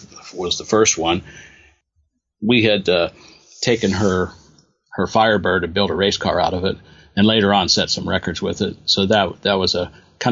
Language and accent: English; Albuquerque, New Mexico, United States; I grew up in New Mexico in Albuquerque